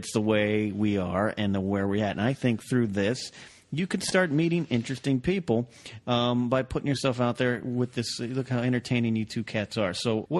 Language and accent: English; Arroyo Grande, California, United States; broadcasting live to tape from my hometown of Arroyo Grande.